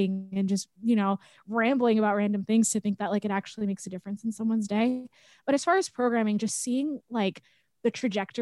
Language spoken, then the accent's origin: English; Long Island, New York, United States; I grew up on Long Island, which is about 45 minutes away from New York City